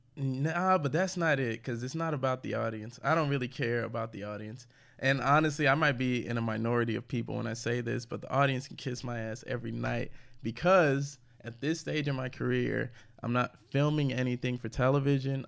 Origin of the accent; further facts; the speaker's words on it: St. Louis, Missouri, United States; moved away; also born or lived in Houston; I grew up in St. Louis